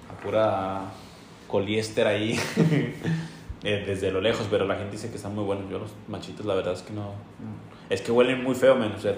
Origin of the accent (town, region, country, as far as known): Durango, Mexico